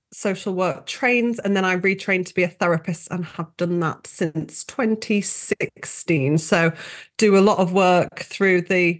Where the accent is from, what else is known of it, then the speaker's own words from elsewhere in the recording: Yorkshire and the Humber, United Kingdom; we're both from Yorkshire